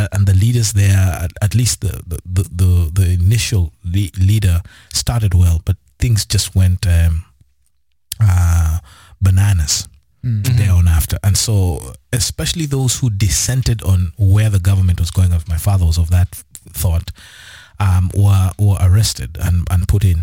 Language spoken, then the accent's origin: English; Kenya; we grew up in Kenya